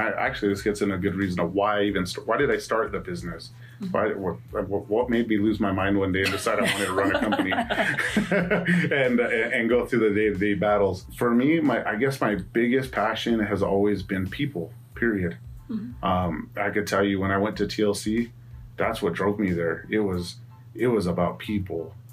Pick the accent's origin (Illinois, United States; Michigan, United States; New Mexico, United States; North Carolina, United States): New Mexico, United States; Albuquerque; I grew up here in Albuquerque, New Mexico. I've lived here my entire life